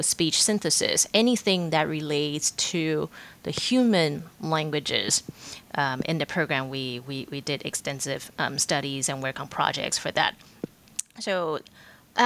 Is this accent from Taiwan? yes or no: yes; Taiwan; moved away as an adult; also born or lived in Pittsburgh; I was born and raised in Taiwan, and I finished college in Taiwan as well